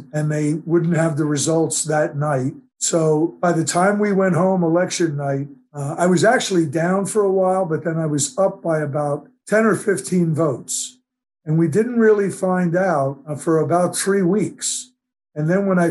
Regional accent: Delran, New Jersey, United States; my hometown, Delran, New Jersey

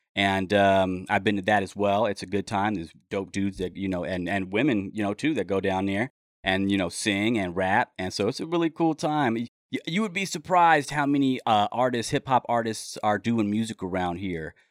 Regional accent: Los Angeles, California, United States; also born or lived in Mojave Desert, California; now in Humboldt County, United States; I grew up in Los Angeles, and I've been listening to hip hop since I was, um, you know, living in the Wilshire District down there.

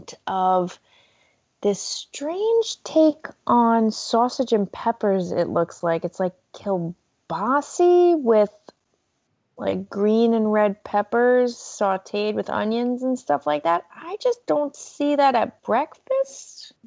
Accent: New York, United States; as a New Yorker

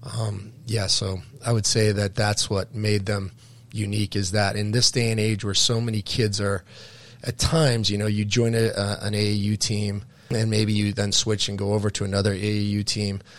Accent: Keene, New Hampshire, United States; I'm from the Keene area, the Monadnock region

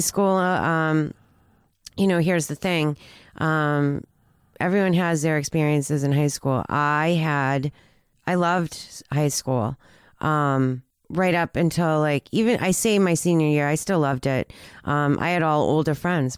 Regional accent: Peabody, Massachusetts, United States; We grew up in Peabody

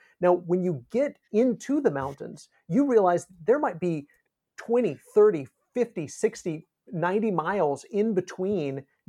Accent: Kansas, United States; I grew up in Northwest Kansas, and when we were driving across the plains of Kansas into eastern Colorado

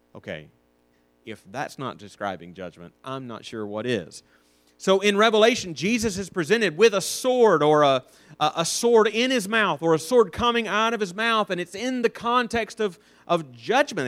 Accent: North Alabama, United States; I'm from North Alabama

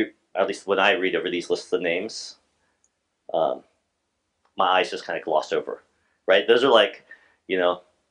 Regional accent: Alaska, United States; I was from Alaska

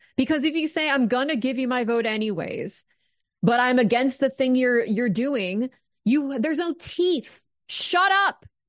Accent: United States; an American

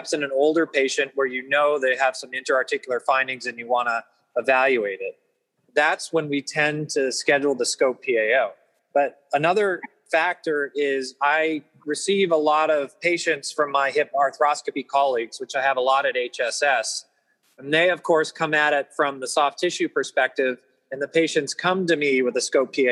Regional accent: Massachusetts, United States; moved away; I grew up originally in Massachusetts

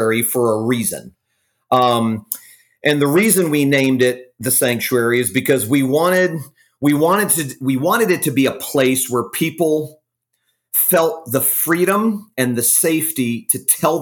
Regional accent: Fort Lauderdale, Florida, United States; also born or lived in Jacksonville, Florida / Texas; now in Jupiter, United States; raised in Fort Lauderdale, Florida. I'm a Florida native

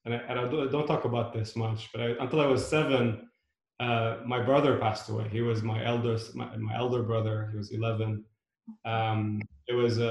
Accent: Beirut, Beirut Governorate, Lebanon; now in United States; I was born in Beirut during a decade of civil unrest.

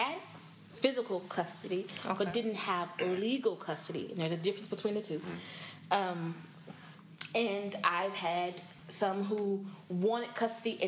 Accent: Dallas, Texas, United States; also born or lived in Houston; I was born and raised here in Dallas. I grew up in Oak Cliff

